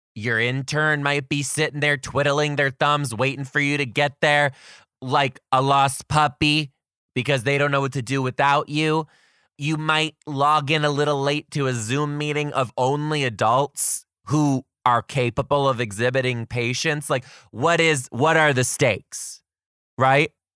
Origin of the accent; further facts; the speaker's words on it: Detroit, Michigan, United States; now in Seattle, United States; I currently live in Seattle, Washington. I am from Detroit, Michigan.